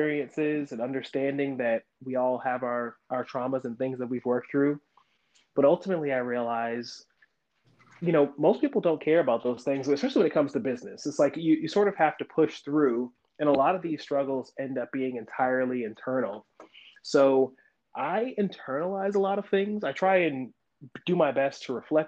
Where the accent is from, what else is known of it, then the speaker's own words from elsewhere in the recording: South Florida, United States; now in Atlanta, United States; I'm from Florida, so South Florida